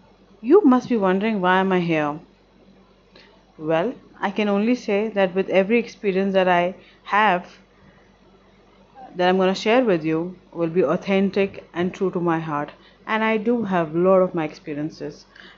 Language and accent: English; Delhi, India; I stay in Delhi, born and brought up in Delhi. Currently, I'm 36 years old.